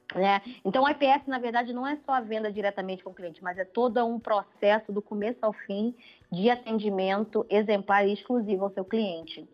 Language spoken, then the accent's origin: Portuguese; Brazil; moved away as an adult; eu tinha um sotaque e viu que eu era brasileira